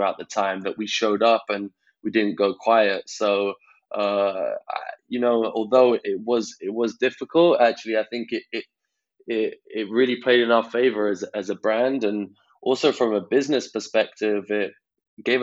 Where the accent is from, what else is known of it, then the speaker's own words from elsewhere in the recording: London, United Kingdom; I'm 29 from London.